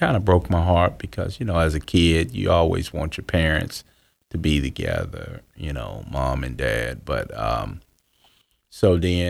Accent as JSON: {"language": "English", "town": "Houston", "region": "Texas", "country": "United States", "tie": "born there", "also_born_or_lived": "California / Florida / Georgia", "said": "I was born in Houston, Texas in 1970 of September."}